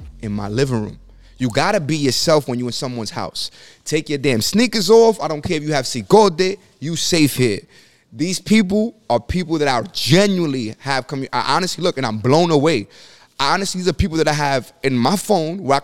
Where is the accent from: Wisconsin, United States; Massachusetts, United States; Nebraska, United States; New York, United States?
New York, United States; New York City; I come from the Bronx